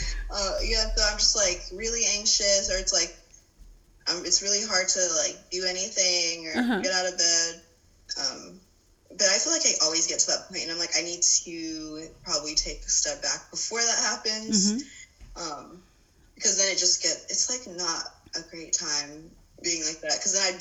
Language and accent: English; Salisbury, North Carolina, United States; No, I'm from Salisbury.